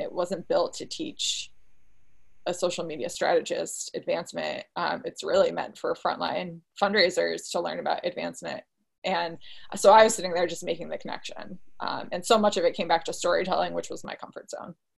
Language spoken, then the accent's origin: English; Saratoga Springs, New York, United States; I grew up where I am right now in Saratoga Springs, New York.